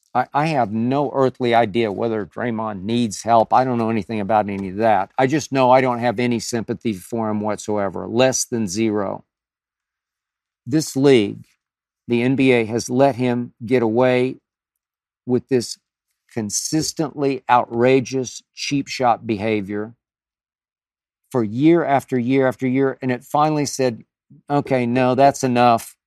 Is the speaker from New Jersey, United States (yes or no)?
no; Oklahoma City, Oklahoma, United States; moved away; in my hometown of Oklahoma City